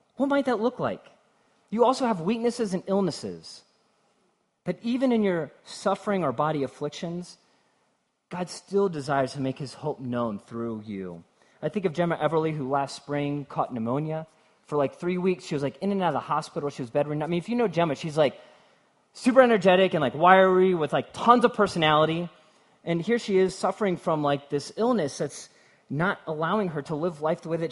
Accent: Cincinnati, Ohio, United States; I'm from Cincinnati, and so I'm close enough that you can almost taste the bourbon

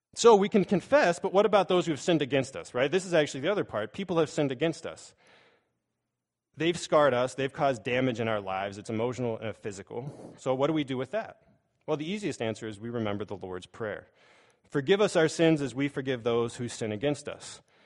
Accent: Pittsburgh, Pennsylvania, United States; I grew up in Pittsburgh

